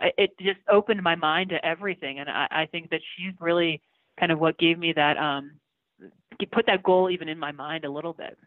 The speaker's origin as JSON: {"language": "English", "town": "Baltimore", "region": "Maryland", "country": "United States", "tie": "born or raised there", "moved": "as an adult", "lives_now": "Denver, United States", "said": "I grew up in Baltimore, so I feel like everybody kind of is, is born with a lacrosse stick in their hand back there."}